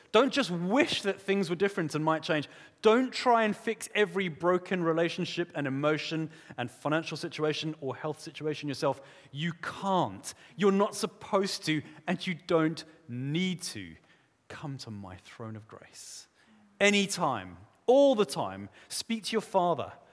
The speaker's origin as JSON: {"language": "English", "country": "South Africa", "tie": "born or raised there", "moved": "yes", "said": "I grew up in South Africa. We say it differently there"}